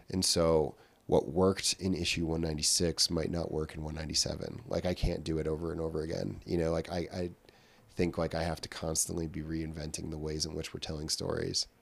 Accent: Glens Falls, New York, United States; I was born in Glens Falls, New York, um, and I am part of, like, a multi-generational family that has lived in the Glens Falls, Queensbury, Lake George area of upstate New York

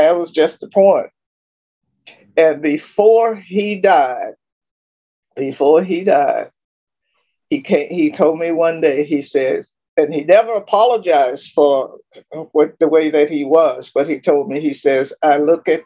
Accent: Richmond, Virginia, United States; moved away as an adult; also born or lived in South Carolina / Texas; my hometown, Richmond

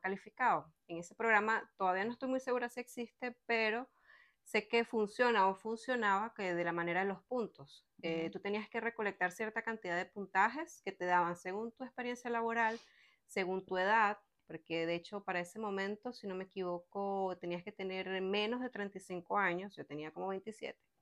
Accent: Venezuela; moved away as an adult; now in Quebec, Canada; Las dos somos venezolanas. Yo me vine para Canadá en el 2015

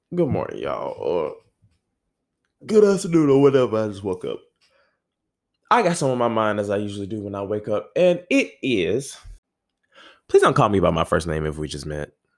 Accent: the South, United States; I'm from the South

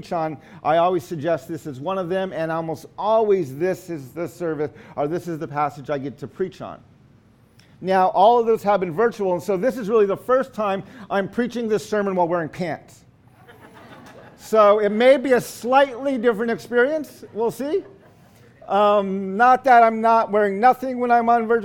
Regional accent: United States; In our Navajo culture, when we introduce ourselves, we always give our four clans.

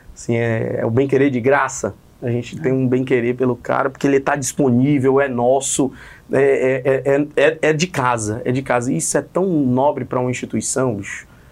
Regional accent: Fortaleza, Ceará, Brazil; Eu sou do Conjunto Ceará

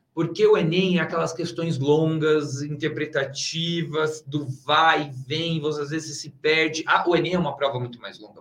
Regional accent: São Paulo, Brazil; moved away; eu sou de São Paulo, né? Então voltei assim para minha cidade, voltei para casa

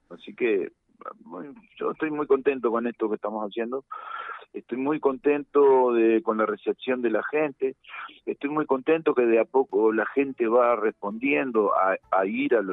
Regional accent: Montevideo, Uruguay

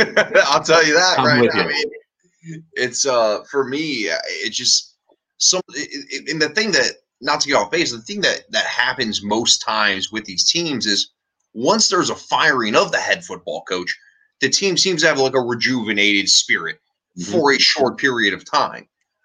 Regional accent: Detroit, Michigan, United States; now in Cleveland, United States; Nope. I'm actually from Detroit. But okay. I live in Cleveland now.

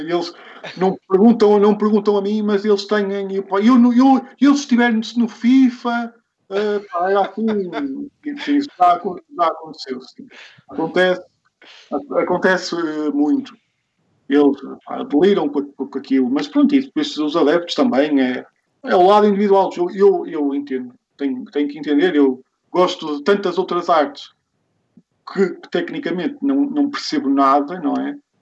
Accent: the North, Norte, Portugal; eu sou aqui da Zona, da zona Norte

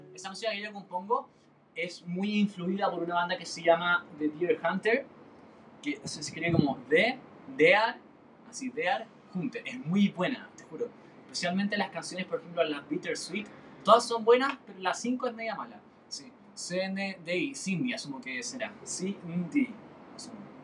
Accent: Chile; soy de Chile, eh, por eso hay bastantes carabatos, porque en Chile no hablamos español, hablamos chileno

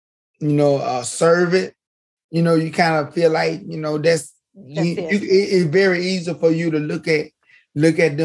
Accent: Mobile, Alabama, United States; moved away as an adult; also born or lived in Nashville, Tennessee; I was from Mobile. And I went, I moved my family up to Nashville

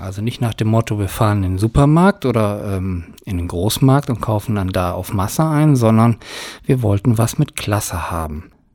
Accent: Germany; hier bei uns in Deutschland

